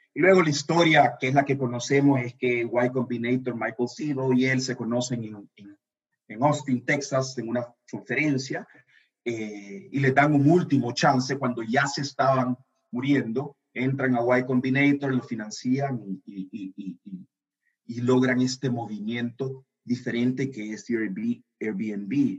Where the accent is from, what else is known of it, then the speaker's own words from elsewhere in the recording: El Salvador; también soy salvadoreño